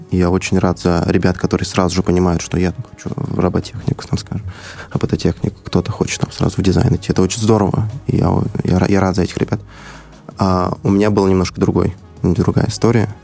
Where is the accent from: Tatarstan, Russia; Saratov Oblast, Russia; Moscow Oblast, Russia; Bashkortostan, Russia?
Bashkortostan, Russia; Iglino; moved away as an adult; now in Moscow, Russia; я сам из села, села Иглино, это э, село находится рядом с Уфой